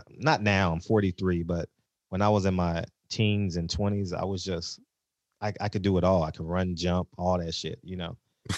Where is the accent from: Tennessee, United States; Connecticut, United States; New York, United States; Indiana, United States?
New York, United States; born there; You know, I was born in New York, so I'm a Mike Tyson guy.